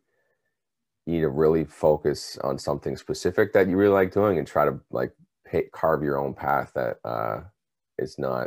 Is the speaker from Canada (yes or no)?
yes; British Columbia, Canada; now in Ontario, Canada; I'm from British Columbia in Canada. Originally, I've been in Ontario for about 15 plus years now